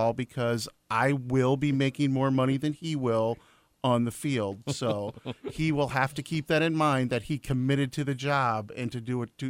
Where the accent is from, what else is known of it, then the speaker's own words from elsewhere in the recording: Kenosha, Wisconsin, United States; moved away as an adult; also born or lived in Key West, Florida; I grew up around Kenosha City League basketball and Kenosha City League softball every weekend